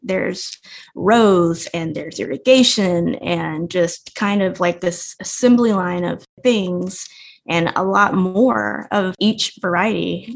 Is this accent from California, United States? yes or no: no; Evangeline, Louisiana, United States; I grew up in Evangeline, Louisiana we had 40 acres, we had a pig farm